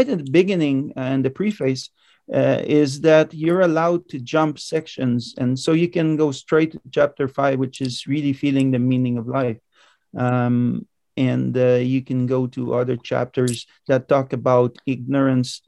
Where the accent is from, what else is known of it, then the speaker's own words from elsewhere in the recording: Montreal, Quebec, Canada; moved away; I was raised in Montreal